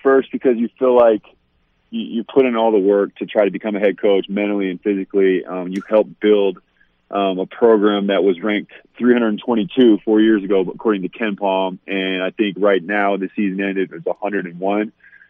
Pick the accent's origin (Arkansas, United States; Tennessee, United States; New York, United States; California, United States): California, United States; Irvine; to Irvine back in, I think, 1986, first came back to Southern California. Anyway, it was Woodbridge. So I grew up in the Woodbridge district.